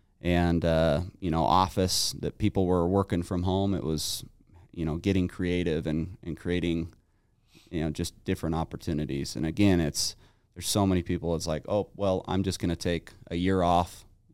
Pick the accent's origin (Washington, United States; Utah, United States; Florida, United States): Utah, United States; Salt Lake City; Yeah, I grew up here in Utah.